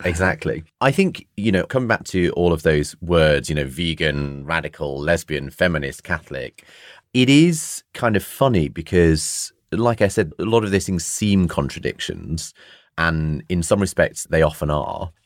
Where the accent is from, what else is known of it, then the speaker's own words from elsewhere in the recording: Bradford, Yorkshire and the Humber, United Kingdom; growing up in Bradford